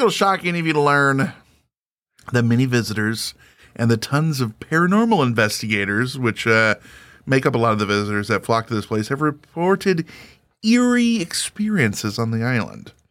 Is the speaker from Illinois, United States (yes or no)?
yes; Springfield, Illinois, United States; moved away; I'm from Springfield, Illinois, outside of there originally